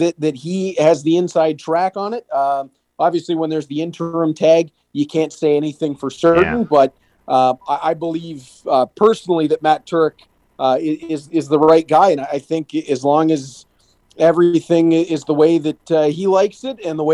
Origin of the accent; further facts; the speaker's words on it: Hamilton, Ontario, Canada; my hometown Bulldogs